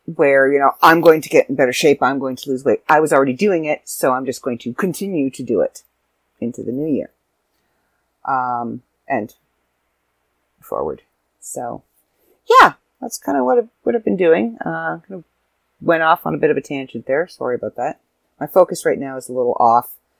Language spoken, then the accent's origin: English; Canada; I'm Canadian